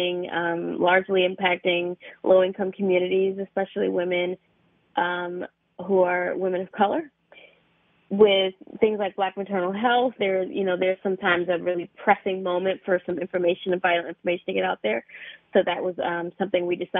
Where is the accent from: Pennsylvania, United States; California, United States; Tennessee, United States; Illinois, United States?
Pennsylvania, United States; Philadelphia; I'm actually from Philadelphia.